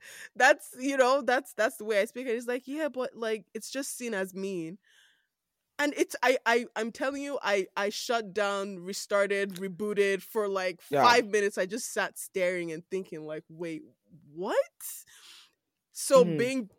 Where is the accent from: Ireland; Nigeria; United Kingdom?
Nigeria; accent: Nigerian; moved away as an adult; now in Canada; just my normal Nigerian accent